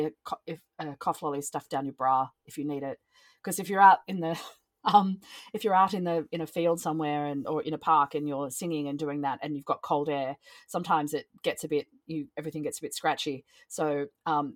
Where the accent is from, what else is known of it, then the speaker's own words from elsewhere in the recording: Australia; I'm from Australia, so as you can hear by the accent